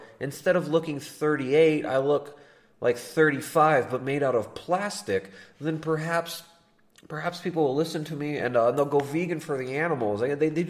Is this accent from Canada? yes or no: yes; Toronto, Ontario, Canada; I'm from Toronto